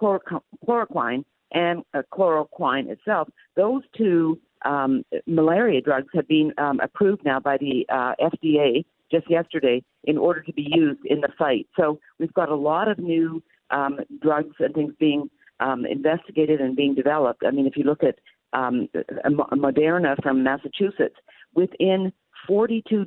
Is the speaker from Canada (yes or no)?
yes; Canada; now in United States; I'm from Canada